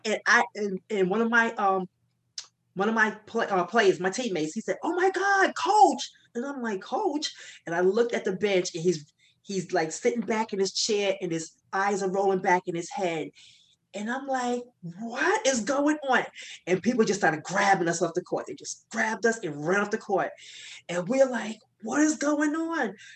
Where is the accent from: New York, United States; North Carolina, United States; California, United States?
New York, United States; I'm from New York